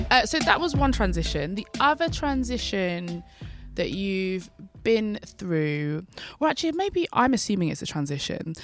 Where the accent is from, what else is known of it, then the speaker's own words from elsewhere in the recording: London, United Kingdom; I'm a Londoner, I'm an East Londoner actually